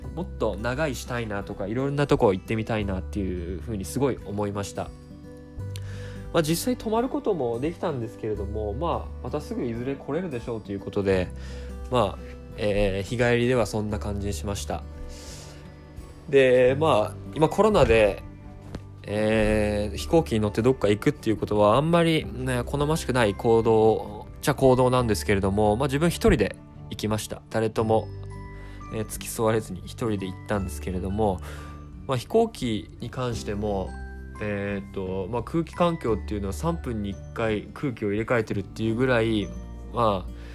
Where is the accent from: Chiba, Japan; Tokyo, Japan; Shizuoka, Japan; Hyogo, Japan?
Tokyo, Japan; 僕一応東京生まれ東京育ちではあるんですが